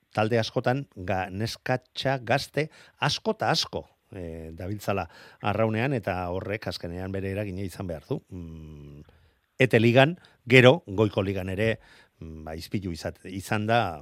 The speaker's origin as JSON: {"language": "Basque", "town": "Errenteria", "region": "Basque Country", "country": "Spain", "said": "nire herriko izango da, e, ibaika mm. kantolatzen duen errenderiako e, bandera"}